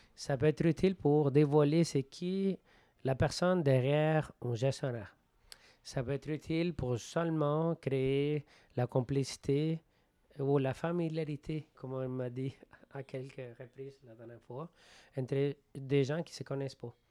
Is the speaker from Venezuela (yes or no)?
yes; Venezuela; French is a second language; moved away; Je jouais au baseball au Venezuela, de mon pays d'origine, pendant 13 ans